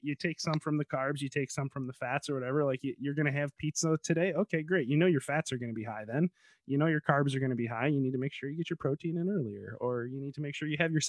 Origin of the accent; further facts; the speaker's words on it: Chicago, Illinois, United States; moved away; I grew up there.